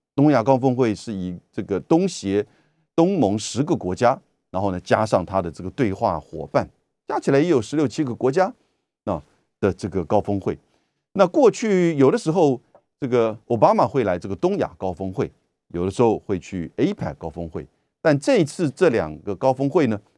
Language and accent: Chinese; Taiwan; 我们台湾这边当然也就跟随了西方媒体